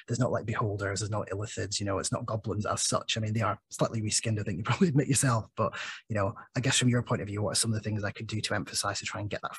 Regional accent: Scotland, United Kingdom; moved away as an adult; now in England; I grew up in Scotland originally. I don't sound it anymore, I know, but I am actually originally Scottish, lived in Scotland for almost 20 years. And now living in the north of England

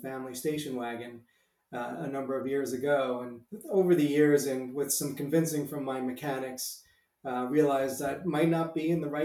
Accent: Long Island, New York, United States; moved away as an adult; also born or lived in Pennsylvania / Rome; I actually grew up in Long Island, New York

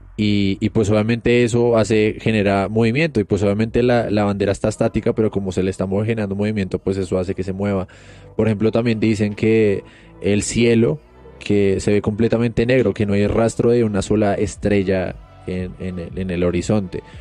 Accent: Colombia; somos colombianos

